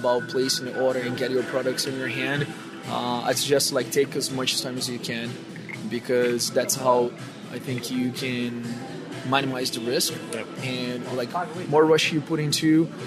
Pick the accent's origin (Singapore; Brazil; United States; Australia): Brazil; moved away; I'm from Brazil